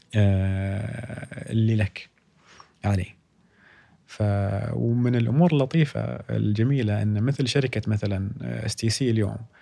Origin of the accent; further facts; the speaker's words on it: Saudi Arabia; عندنا في السعوديه